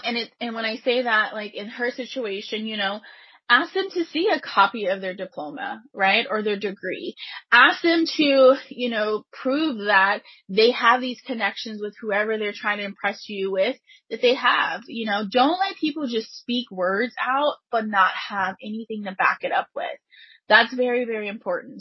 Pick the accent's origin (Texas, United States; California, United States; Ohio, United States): Texas, United States; Pasadena; I grew up in Pasadena, Texas